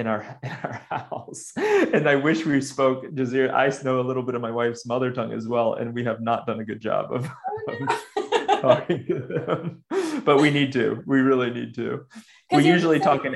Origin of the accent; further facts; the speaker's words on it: United States; moved away as an adult; also born or lived in Sudan; I left the US almost soon after I finished college. So I realized after I got back that I haven't really lived in my home country as an adult